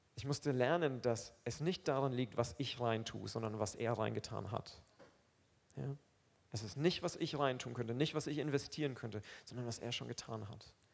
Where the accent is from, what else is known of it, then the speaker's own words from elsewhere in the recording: Roth-Aurach, Bavaria, Germany; also born or lived in Aufseßplatz, Nuremberg; now in Nuremberg, Germany; Ich komme aus Rotaurach. Ja? Das ist nicht mal Rot. Ich komme aus Rotaurach. Das ist so ein kleines Dörfchen neben Rot